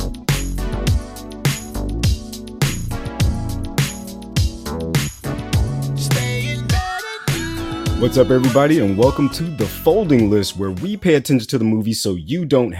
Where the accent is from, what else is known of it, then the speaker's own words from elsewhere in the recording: Florida, United States; moved away; I'm from Florida. I understand what's popping down there.